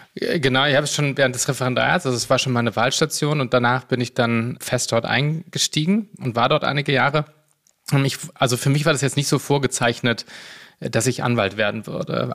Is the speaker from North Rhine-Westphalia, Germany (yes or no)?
yes; Cologne, North Rhine-Westphalia, Germany; now in Berlin, Germany; ich bin äh, Kölner und Rheinländer